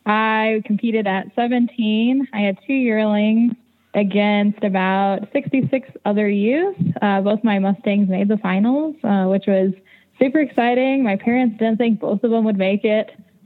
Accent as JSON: {"language": "English", "town": "San Antonio", "region": "Texas", "country": "United States", "tie": "born or raised there", "said": "I grew up in San Antonio. I lived in the city, didn't have any horses"}